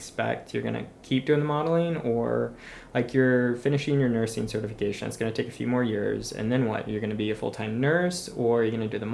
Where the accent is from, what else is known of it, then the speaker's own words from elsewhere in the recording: Florida, United States; moved away; I grew up in Florida